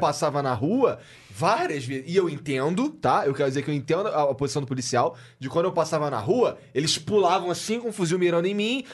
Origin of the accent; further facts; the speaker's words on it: Rio de Janeiro, Brazil; moved away; eu sou carioca